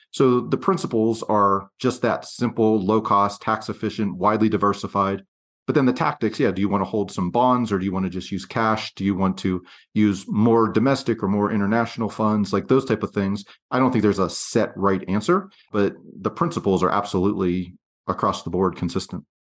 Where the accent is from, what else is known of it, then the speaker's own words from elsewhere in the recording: Pennsylvania, United States; moved away as an adult; also born or lived in western United States; I grew up across the country from where I live now in the western United States, and I grew up in Pennsylvania